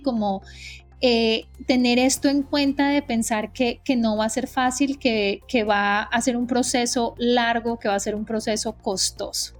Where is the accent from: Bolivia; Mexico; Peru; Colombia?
Colombia; moved away as an adult; now in United States; yo soy colombiana, eh, llevo 15 años viviendo en Estados Unidos